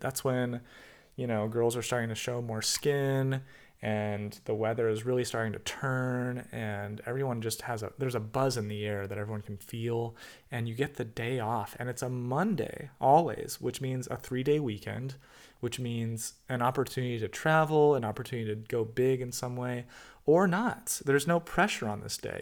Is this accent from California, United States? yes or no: yes; California, United States; now in Germany; I was never that patriotic as an American citizen